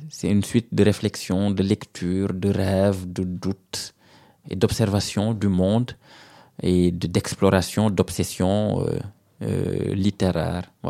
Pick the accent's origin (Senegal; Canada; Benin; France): Senegal; C'est pour ça que je ne peux pas oublier que je suis sénégalais.